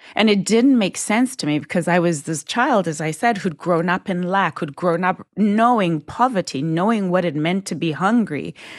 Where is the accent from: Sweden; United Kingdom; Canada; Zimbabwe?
Zimbabwe; I was born and raised in Zimbabwe